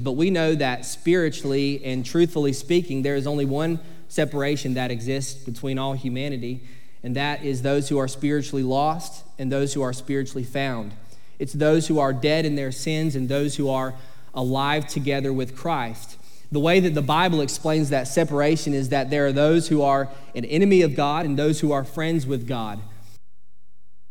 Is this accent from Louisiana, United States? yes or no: no; Sycamore, Georgia, United States; I grew up in Sycamore, Georgia, and when you grow up in a small town in South Georgia called Sycamore